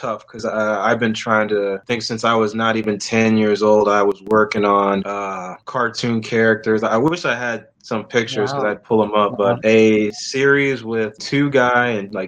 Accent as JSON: {"language": "English", "town": "Oakland", "region": "California", "country": "United States", "tie": "born or raised there", "also_born_or_lived": "Pittsburgh, Pennsylvania / San Francisco, California", "said": "from Oakland, California. Grew up in the Bay Area"}